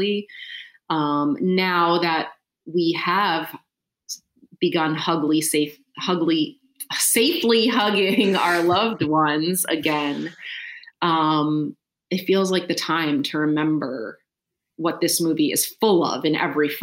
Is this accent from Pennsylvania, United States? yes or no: yes; Philadelphia, Pennsylvania, United States; I'm from Philadelphia